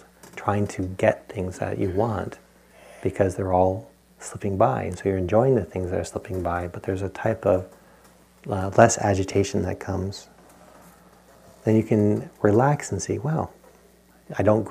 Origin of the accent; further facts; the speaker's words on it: Rhode Island, United States; I grew up in Rhode Island